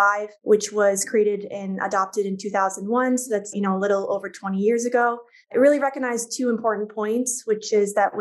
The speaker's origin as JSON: {"language": "English", "town": "Minneapolis", "region": "Minnesota", "country": "United States", "also_born_or_lived": "Jordan", "moved": "yes", "said": "I'm from the Twin Cities"}